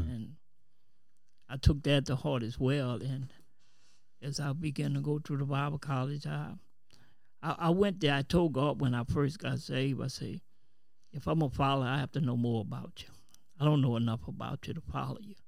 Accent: New Orleans, Louisiana, United States; now in Kenner, United States; I'm from New Orleans, but presently I stay in Kenner

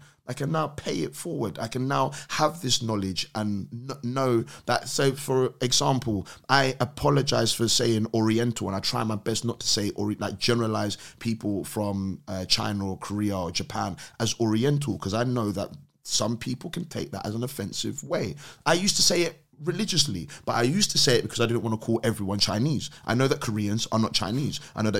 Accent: London, United Kingdom; born there; Oh, man's from London. I was born here.

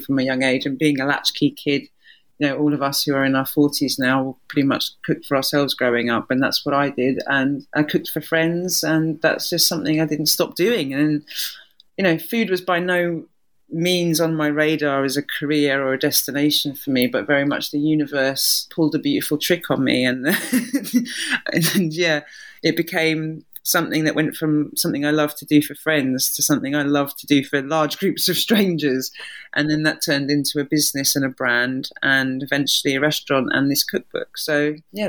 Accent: London, United Kingdom; also born or lived in Ireland; And then I have these two interesting cuisines and cultures that I, you know, grow up on, but on a council estate in Southeast London

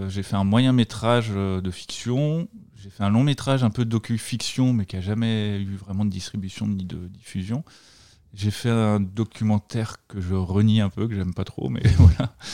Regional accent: Brittany, France; bah, j'ai 36 ans maintenant, donc je suis né en 1986 en Bretagne.

